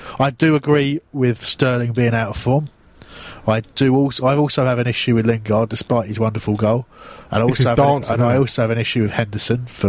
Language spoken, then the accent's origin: English; Crawley, South East England, United Kingdom; I'm from Crawley